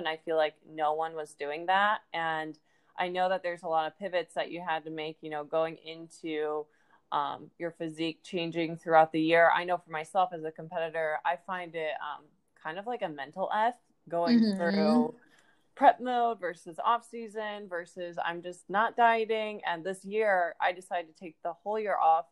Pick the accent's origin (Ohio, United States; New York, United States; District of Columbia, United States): Ohio, United States; now in Florida, United States; I'm actually also from Ohio, currently living in Florida